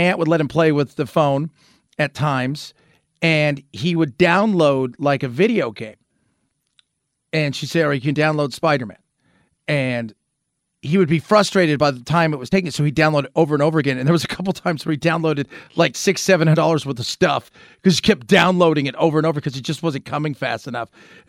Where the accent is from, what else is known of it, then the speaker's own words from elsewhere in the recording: Southern California, United States; growing up in Southern California